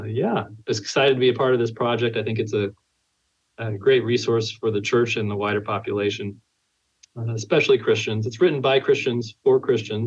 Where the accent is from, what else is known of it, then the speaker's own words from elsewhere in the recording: California, United States; moved away as an adult; also born or lived in Tennessee; now in Tyler, United States; I'm originally from California